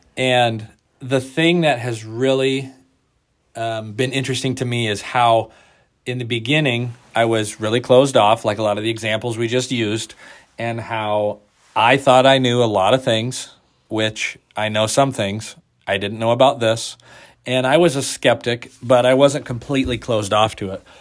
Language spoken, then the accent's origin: English; Oregon, United States; we're from Oregon